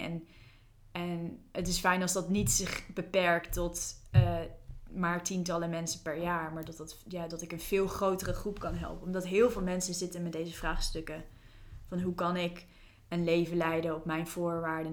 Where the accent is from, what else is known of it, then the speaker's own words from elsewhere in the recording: New Zealand; moved away; Ik, ik ben opgegroeid in Nieuw-Zeeland. Ik heb daar tien jaar gewoond.